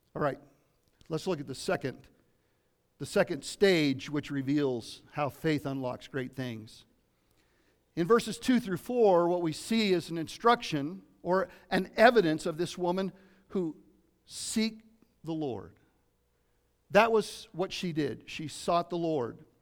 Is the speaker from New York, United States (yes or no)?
no; Lafayette, Colorado, United States; also born or lived in Southern California; from Colorado, from eight years old on, I grew up in East Boulder County, uh, in Lafayette, Colorado.